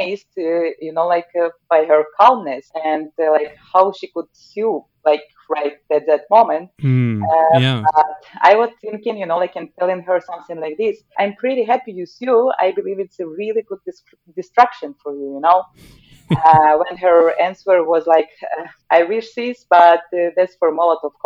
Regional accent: Zaporizhzhia, Zaporizhzhia Oblast, Ukraine; now in Norway; in my hometown in the Zaporizhia, which is southeast of Ukraine

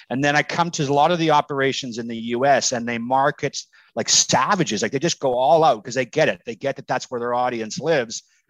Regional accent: Canada; I'm Canadian

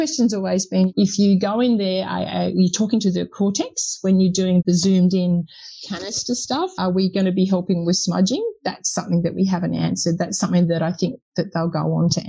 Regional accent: United Kingdom; being a Brit

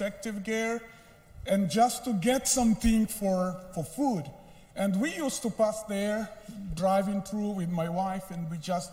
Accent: Mozambique; English is a second language; moved away as an adult; now in Kenya; I am from Mozambique. I serve in Kenya, but I am from a different country in Africa, speak Portuguese. That's why my English is a little bit complicated or difficult to understand.

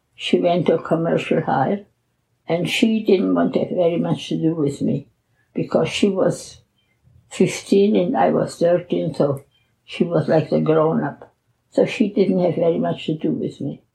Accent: Czechia; moved away; I was born in the Czech Republic in a little village called in Czech Liszczany and in German Liechtenstein

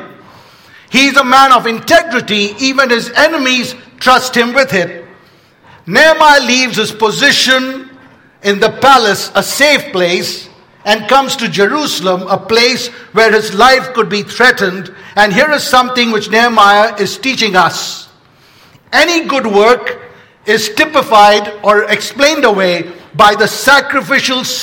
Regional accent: India; moved away; I grew up in India.

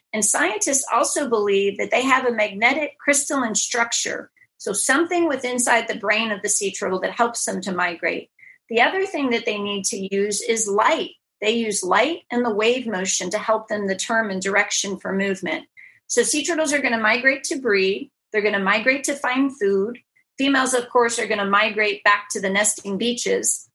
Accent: just outside of Pittsburgh, Western Pennsylvania, United States; born or raised there; moved away as an adult; also born or lived in Houston

